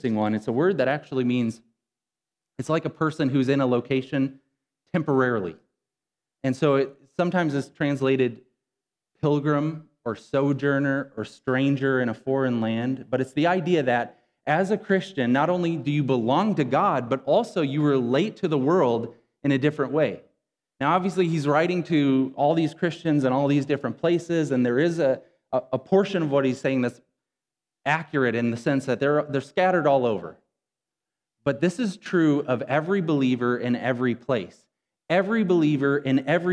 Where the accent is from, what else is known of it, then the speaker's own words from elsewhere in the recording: Rockton, Illinois, United States; I grew up in Rockton, Illinois, maybe 11 miles from where we're at right now